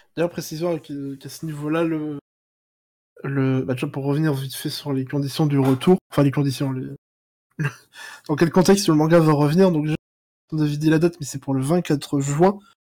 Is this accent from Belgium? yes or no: no; France; je suis français